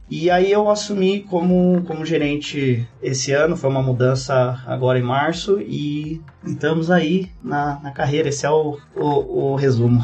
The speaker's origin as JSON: {"language": "Portuguese", "town": "São Roque", "region": "São Paulo", "country": "Brazil", "tie": "born or raised there", "moved": "as an adult", "lives_now": "Kraków, Poland", "said": "eu sou da região do interior de São Paulo, né? Originalmente eu nasci em São Roque, é ali 60 quilômetros de, de São Paulo"}